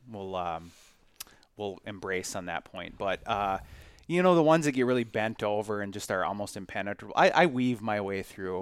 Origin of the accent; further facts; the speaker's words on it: Collin Peterson's district, Minnesota, United States; moved away; I grew up in Colin Peterson's district, um, and my parents still live there.